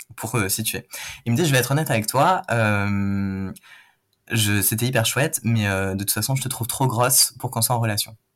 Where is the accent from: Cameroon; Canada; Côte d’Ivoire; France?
France; Toulouse, Occitania; moved away; je viens de Toulouse